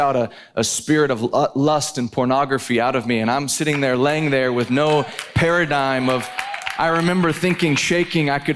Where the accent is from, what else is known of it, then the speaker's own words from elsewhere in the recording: Dallas, Texas, United States; I am from Dallas, but I have family in Cincinnati